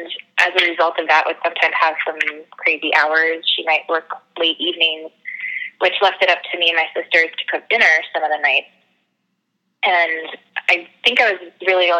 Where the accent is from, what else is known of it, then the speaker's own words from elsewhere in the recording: Frederick County, Maryland, United States; moved away as an adult; also born or lived in Tennessee / upstate New York; I grew up on the East Coast in Frederick County, Maryland. Spent a little time in Tennessee and then finished high school back in Maryland